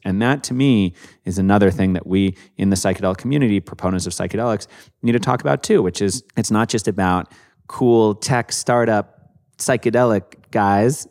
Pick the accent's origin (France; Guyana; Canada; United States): Canada; I'm from Canada